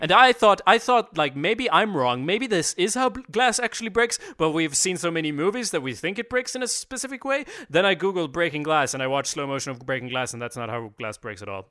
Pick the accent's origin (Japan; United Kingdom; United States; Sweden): Sweden; we're from Sweden